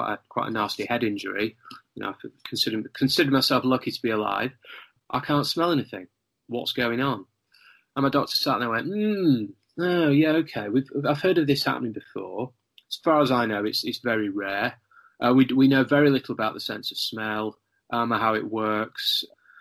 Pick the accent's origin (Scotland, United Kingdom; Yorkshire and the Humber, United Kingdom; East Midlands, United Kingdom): Yorkshire and the Humber, United Kingdom; North Lincolnshire; I grew up in a part of the country called North Lincolnshire in the UK